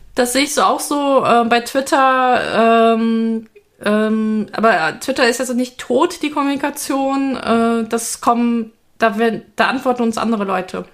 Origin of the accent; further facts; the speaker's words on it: Rhineland, Germany; wir als Rheinländer